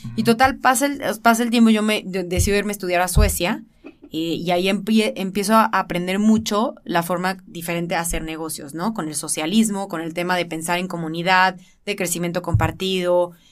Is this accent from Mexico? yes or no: yes; Guadalajara, Jalisco, Mexico; soy de aquí de Guadalajara.